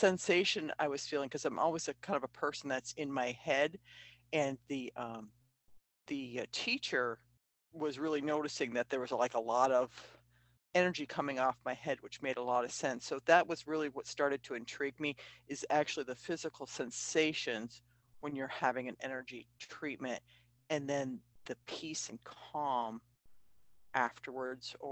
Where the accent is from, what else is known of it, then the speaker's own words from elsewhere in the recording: Shelburne, Vermont, United States; I actually am a native Vermonter. My family's from here, so I've lived in Vermont my entire life. Actually, right in Shelburne until I was about 13